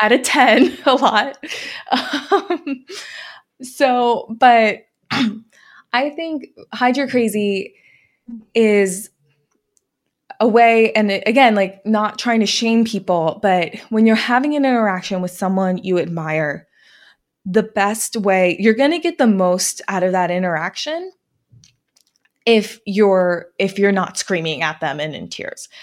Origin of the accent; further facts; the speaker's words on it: New Jersey, United States; I grew up in New Jersey